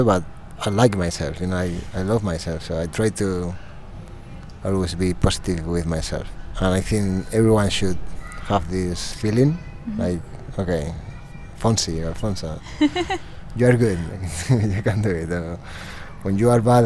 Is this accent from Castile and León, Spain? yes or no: yes; Soria, Castile and León, Spain; English is a second language; moved away; always home is when I grew up. It's Soria, it's my hometown in Spain